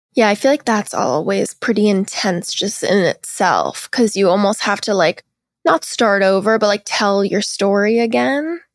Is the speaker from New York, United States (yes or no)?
no; Seattle, Washington, United States; I'm from Seattle, Washington, which is, like, a very liberal city in the U S, but I grew up like, pretty religious